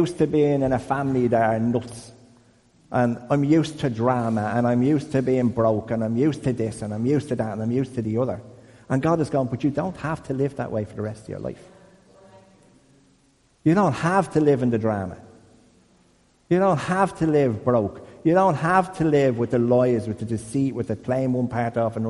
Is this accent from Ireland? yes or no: yes; Dublin, Leinster, Ireland; I'm from Crumlin